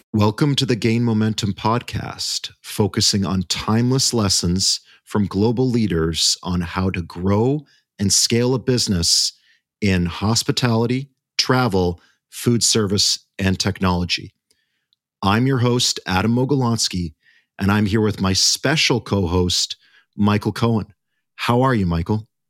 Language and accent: English; Canada; we are all Canadian on this episode.